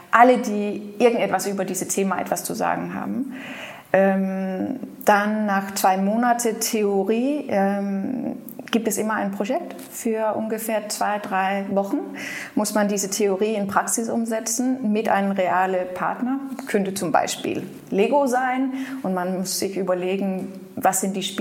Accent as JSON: {"language": "German", "town": "Aarhus", "region": "Central Denmark Region", "country": "Denmark", "tie": "born or raised there", "second_language": "German", "said": "ich bin in Aarhus groß geworden"}